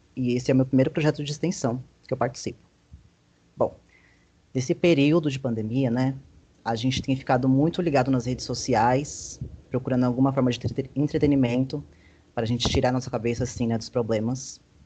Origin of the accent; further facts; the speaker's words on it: Guarulhos, São Paulo, Brazil; moved away as an adult; now in João Pessoa, Brazil; eu sou de Guarulhos, São Paulo, e vim para João Pessoa para cursar gastronomia aqui na UFPB